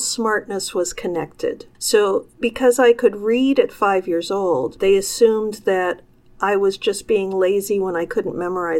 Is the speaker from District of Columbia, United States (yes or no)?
no; Chicago, Illinois, United States; born there; I grew up, I was born in Chicago, and my father was at the time a college professor.